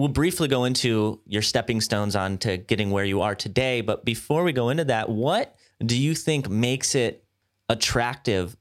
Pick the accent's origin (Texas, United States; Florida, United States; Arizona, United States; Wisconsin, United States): Wisconsin, United States; Madison; I'm from Madison, Wisconsin